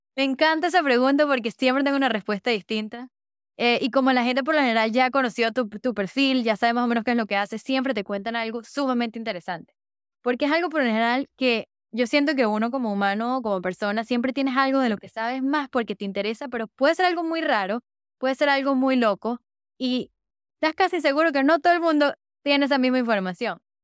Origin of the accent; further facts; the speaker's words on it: Caracas, Capital District, Venezuela; moved away; soy de Venezuela. Me dijo, ¿qué parte de Venezuela? Le dije, Caracas